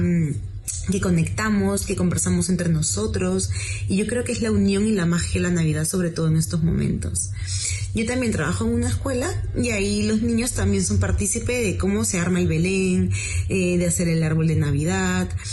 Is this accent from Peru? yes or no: yes; Peru; now in Spain; soy de Perú y ahora vivo aquí en España.